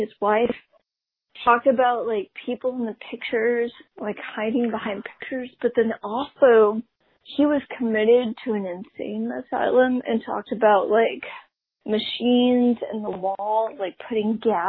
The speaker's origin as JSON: {"language": "English", "region": "the South", "country": "United States", "said": "Let's talk about the South. I'm from the South. We have a lot of cicadas. We call them June bugs."}